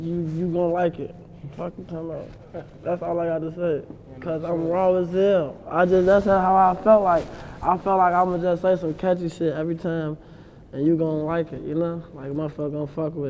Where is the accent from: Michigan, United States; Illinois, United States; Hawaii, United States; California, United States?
Illinois, United States; Chicago; growing up in Chicago